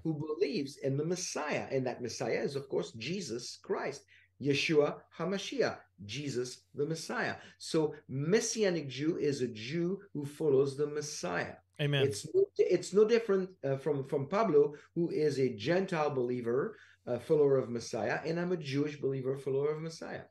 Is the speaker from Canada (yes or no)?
no; France; I'm from France